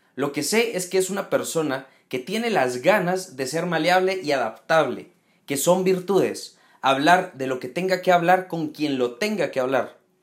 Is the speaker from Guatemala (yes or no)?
yes; Guatemala; en Guatemala, en mi país